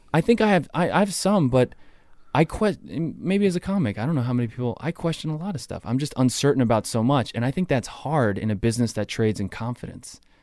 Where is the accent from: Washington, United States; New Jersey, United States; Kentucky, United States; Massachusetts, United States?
New Jersey, United States; Toms River; Tom's River, New Jersey, next to Seaside Heights.